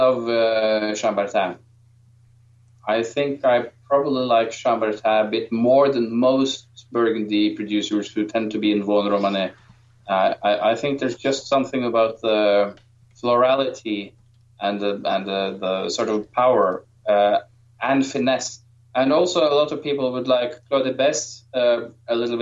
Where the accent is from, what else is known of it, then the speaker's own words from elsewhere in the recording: Norway; I'm from Norway